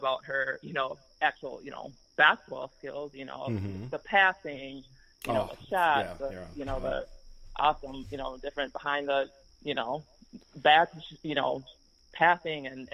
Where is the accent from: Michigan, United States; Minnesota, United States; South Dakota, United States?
Minnesota, United States; we're both from Minnesota and we both played AAU, so we actually played against one another a few times in high school